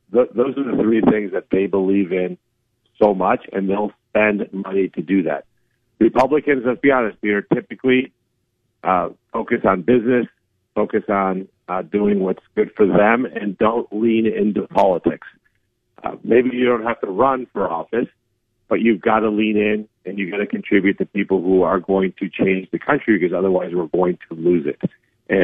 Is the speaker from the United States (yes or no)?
no; Colombia; born there; Like I said, I was born in Colombia, South America, during the Pablo Escobar era. We basically almost made Colombia a narco state.